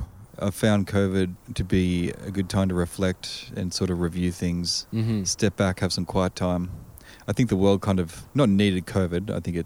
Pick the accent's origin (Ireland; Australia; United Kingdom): Australia; now in Edmonton, Canada; being Australian, I'm still learning.